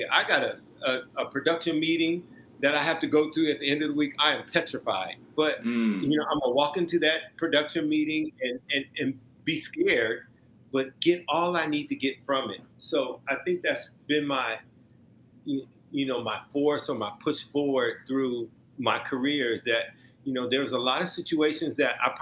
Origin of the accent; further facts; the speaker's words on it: Omaha, Nebraska, United States; moved away; I'm from Omaha, Nebraska